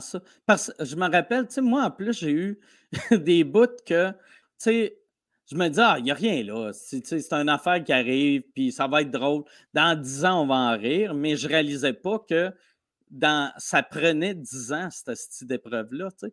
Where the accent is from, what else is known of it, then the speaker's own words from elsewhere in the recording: Canada; accent: Canadian (in English); j'ai l'accent canadien